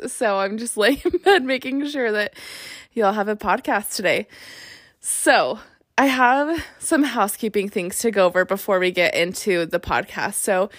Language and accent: English; Salt Lake City, Utah, United States; now in Las Vegas, United States; I'm in Vegas and I'm from Salt Lake.